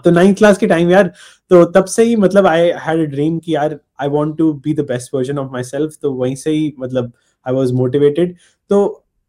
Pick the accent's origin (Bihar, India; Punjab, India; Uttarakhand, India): Punjab, India; मैं पंजाब से हूँ